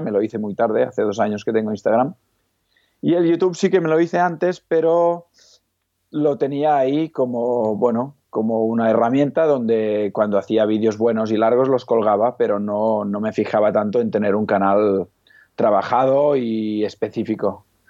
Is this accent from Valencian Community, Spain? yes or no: no; Igualada, Catalonia, Spain; also born or lived in Lleida; Soy, soy de Igualada, que está a medio camino, digamos, de Barcelona a Lleida